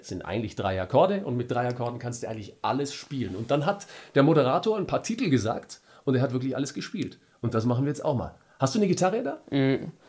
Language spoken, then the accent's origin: German; Franconia, Germany; bei uns in Franken